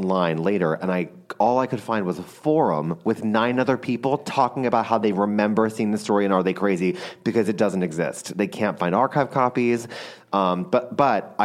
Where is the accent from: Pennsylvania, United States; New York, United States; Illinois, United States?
Pennsylvania, United States; Philadelphia; I'm from Philadelphia, so we summered at the Jersey Shore.